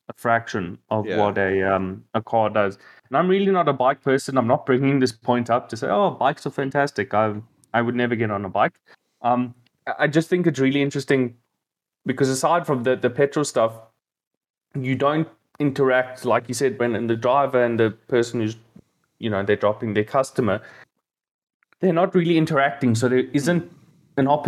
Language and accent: English; South Africa